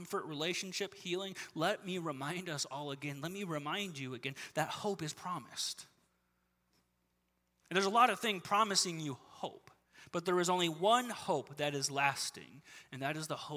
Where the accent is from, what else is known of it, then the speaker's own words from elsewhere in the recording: Southern California, United States; I grew up in Southern California